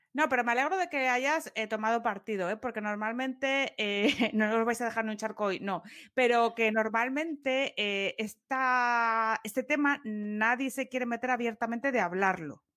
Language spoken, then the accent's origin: Spanish; Asturias, Spain; Como yo asturiana